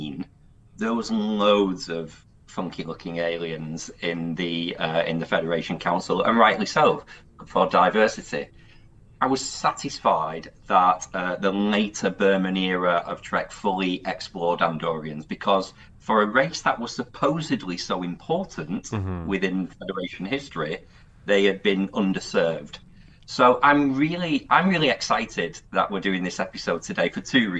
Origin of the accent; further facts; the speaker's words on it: United Kingdom; I'm from Britain